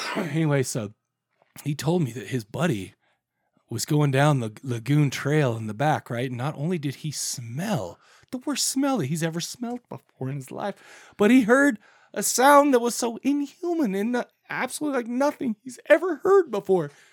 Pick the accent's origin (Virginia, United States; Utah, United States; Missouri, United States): Utah, United States; Farmington; We grew up in Farmington, Utah.